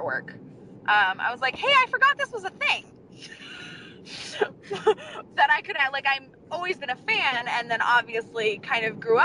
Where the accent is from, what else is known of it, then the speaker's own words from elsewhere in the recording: Ventura, California, United States; also born or lived in Burbank, California; I was born in Burbank, right near all of the studios that my dad worked at, and he decided he didn't want to be in LA at the end of the day anymore, so we moved out to Ventura, California